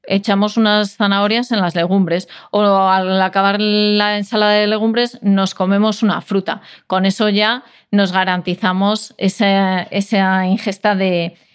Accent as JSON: {"language": "Spanish", "region": "Castile and León", "country": "Spain", "said": "yo como leonesa"}